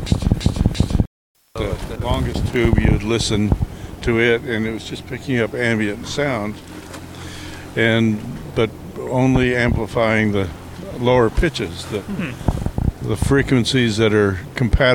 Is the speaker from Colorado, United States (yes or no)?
yes; Colorado, United States; now in San Francisco, United States; when I first moved to San Francisco in 1970, and I'm from Colorado